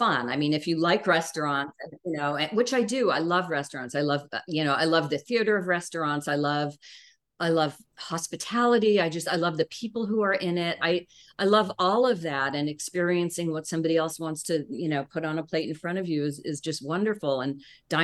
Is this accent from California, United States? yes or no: yes; California, United States; I'm from California